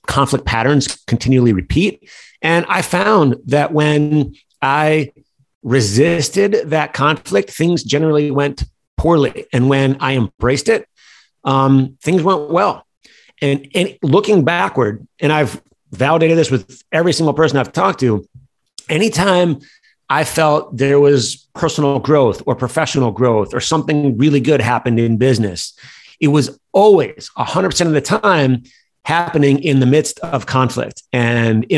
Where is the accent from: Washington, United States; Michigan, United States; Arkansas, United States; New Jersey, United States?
Michigan, United States; Detroit; growing up in Detroit, it was a tough city